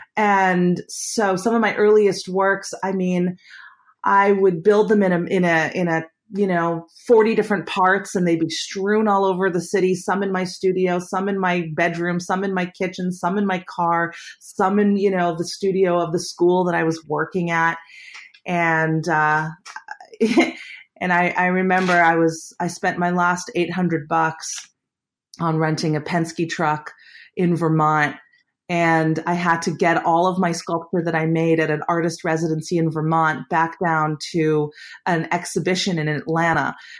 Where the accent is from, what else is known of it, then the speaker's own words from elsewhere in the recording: Winnipeg, Manitoba, Canada; moved away; growing up in Winnipeg